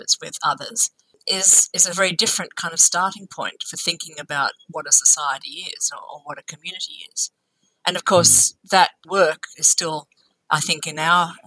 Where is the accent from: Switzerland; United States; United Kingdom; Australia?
Australia; as an Australian